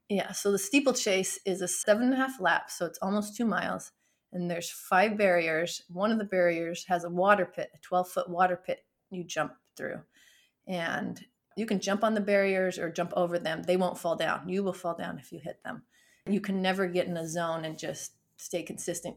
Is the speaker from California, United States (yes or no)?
no; Beaver, Utah, United States; now in North Texas, United States; I was born and raised in Beaver, Utah.